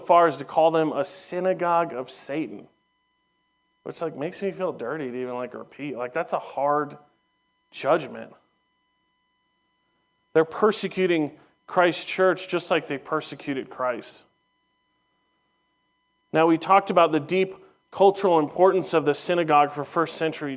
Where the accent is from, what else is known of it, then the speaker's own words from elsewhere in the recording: Southern California, United States; as a young teenager growing up in Southern California